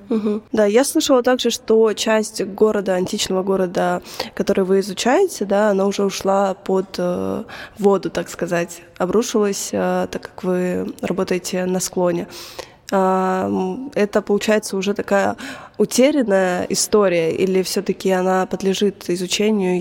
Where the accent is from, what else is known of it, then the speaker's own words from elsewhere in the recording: Belgorod, Belgorod Oblast, Russia; я сама из Белгорода